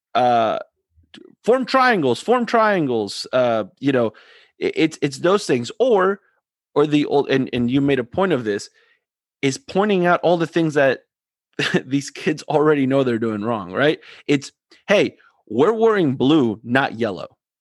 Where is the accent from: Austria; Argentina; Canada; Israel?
Argentina; I'm from Argentina